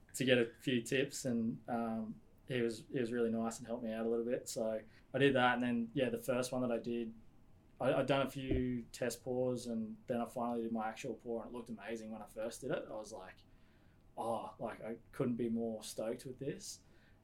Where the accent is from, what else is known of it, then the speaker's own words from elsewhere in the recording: Australia; I was born here.